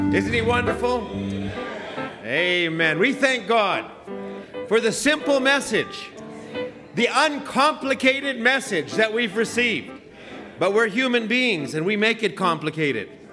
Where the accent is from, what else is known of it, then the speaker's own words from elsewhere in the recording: Alberta, Canada; also born or lived in Ottawa; I'm from Alberta. I'm a redneck